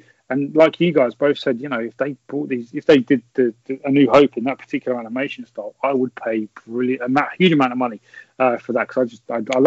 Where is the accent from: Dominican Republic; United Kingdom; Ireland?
United Kingdom; England; I'm English.